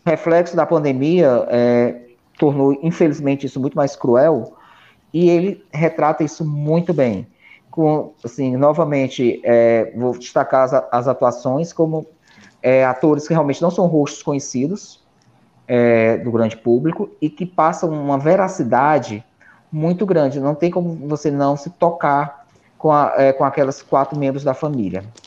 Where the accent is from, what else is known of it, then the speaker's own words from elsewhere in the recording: Ceará, Brazil; como cearense